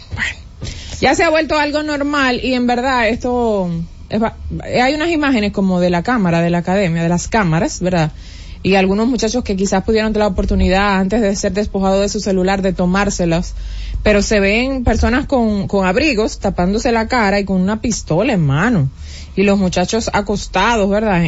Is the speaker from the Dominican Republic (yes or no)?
yes; Dominican Republic; nosotros como dominicanos